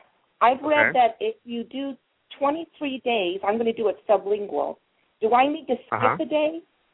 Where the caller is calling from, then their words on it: Las Vegas, Nevada, United States; I'm calling from Las Vegas.